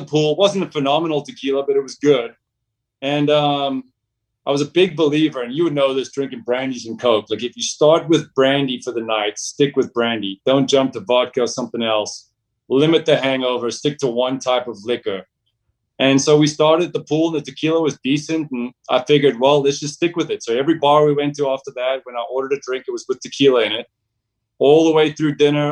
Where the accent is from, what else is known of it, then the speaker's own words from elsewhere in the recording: South Africa; moved away as an adult; also born or lived in Australia; now in Dallas, United States; Grew up in South Africa, but going back a few generations, family's Croatian